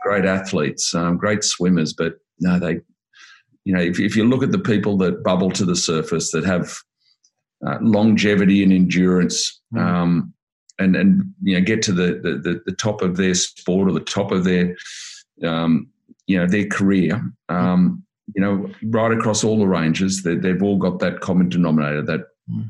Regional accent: Sydney, New South Wales, Australia; I was brought up in the Shire, so the Sutherland Shire, okay. and then Cronulla

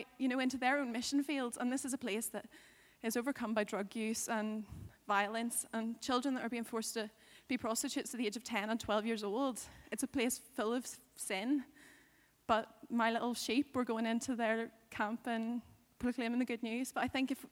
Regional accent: Northern Ireland, United Kingdom; I'm a girl from Northern Ireland

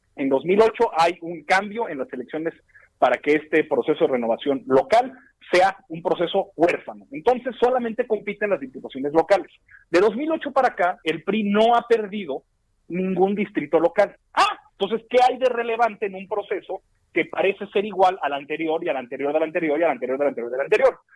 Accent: Torreón, Coahuila, Mexico; aquí en mi tierra, en Torreón

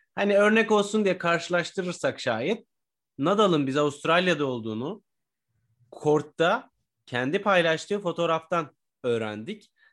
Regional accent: Turkey; Türkiye'de yaşayan biri olarak veya Türkiye e, Türk biri olarak

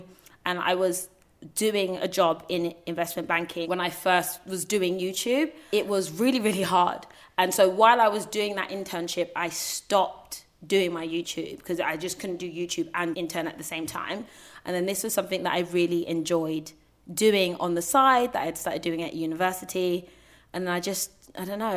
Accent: United Kingdom; accent: British; I was British, if my accent didn't make it clear

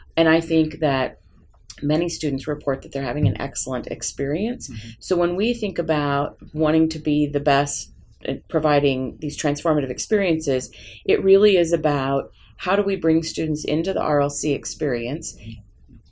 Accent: Portland, Oregon, United States; I grew up in Portland

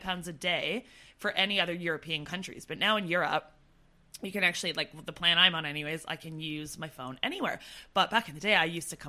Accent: Canada; moved away as an adult; as a Canadian

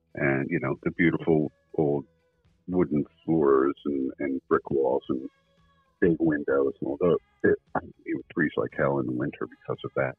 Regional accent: Burnsville, North Carolina, United States; moved away; also born or lived in New Jersey; I was originally from uh, just outside of Asheville, North Carolina. I was born in Burnsville, North Carolina, 1956.

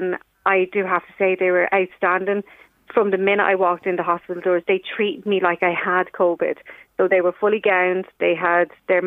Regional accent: Ireland; I'm from Dunor

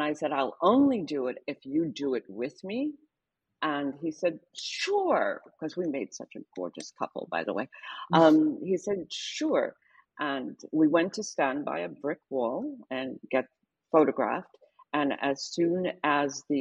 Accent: New York City, New York, United States; growing up in Harlem

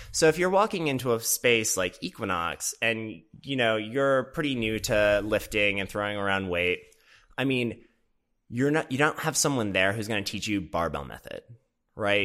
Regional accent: Minnesota, United States; also born or lived in Boston; now in Los Angeles, United States; I grew up in the Midwest in Minnesota

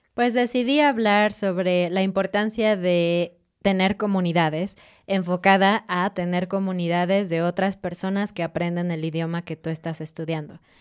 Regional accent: Mexico; como mexicana

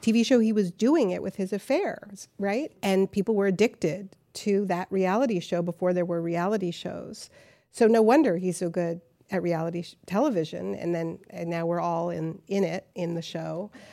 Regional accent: Canada; now in New York, United States; I'm from Canada, we're from New France

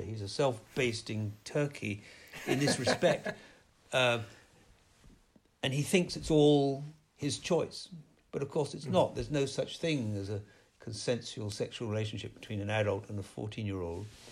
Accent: United Kingdom; growing up in Britain

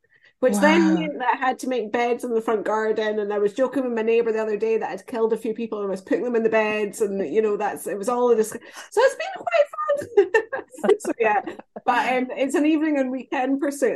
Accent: United States; now in United Kingdom

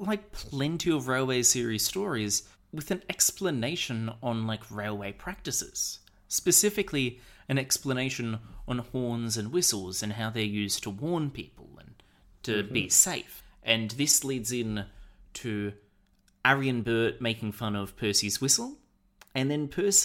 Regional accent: Australia; we're Australian

